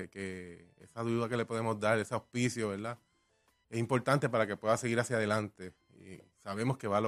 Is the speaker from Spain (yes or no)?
no; Arecibo, Puerto Rico; Lo tenemos allí cerquita también, somos de Arecibo.